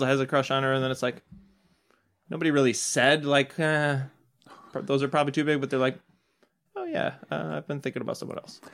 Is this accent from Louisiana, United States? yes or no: no; suburb of Madison, Wisconsin, United States; I'm from a small suburb of Madison